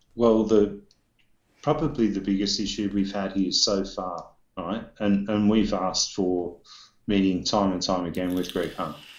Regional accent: Australia

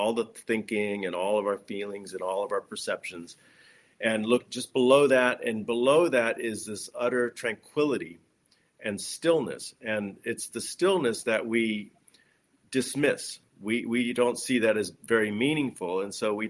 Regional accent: Los Angeles, California, United States; I grew up in Los Angeles

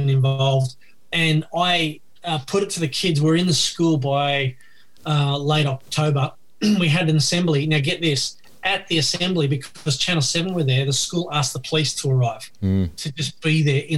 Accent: Sydney, New South Wales, Australia; I was born in Bankstown Hospital

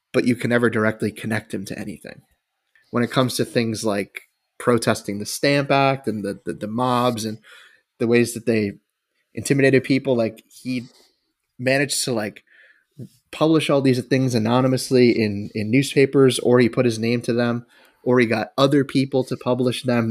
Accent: United States; we're American

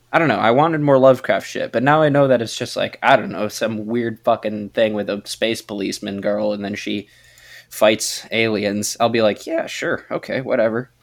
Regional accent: United States; as an American

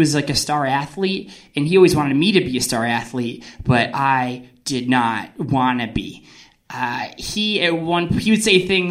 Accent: New Jersey, United States; I'm from New Jersey, which is a place where we take all of our emotions and we put it in one pizza

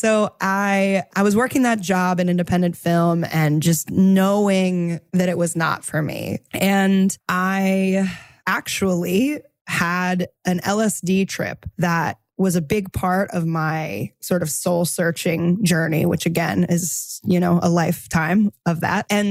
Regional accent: East Coast, United States; also born or lived in New York City; I grew up on the East Coast and I moved to New York City after college.

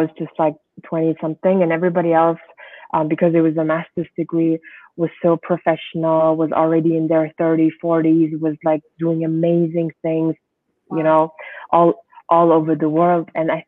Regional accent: Germany; also born or lived in Switzerland / France / United States; now in Mongolia; But yeah, I grew up in Germany. I was in Switzerland as well. I was in France as well. And then later on, I did my master's degree in the United States and finally came back in 2012 to Mongolia.

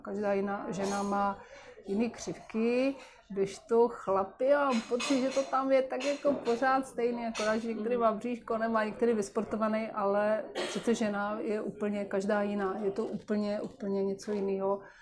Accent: Moravia, Czechia; u nás na Moravě

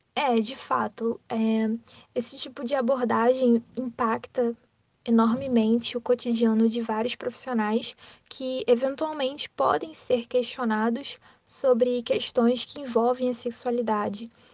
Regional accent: Rio de Janeiro, Brazil; sou do Rio de Janeiro

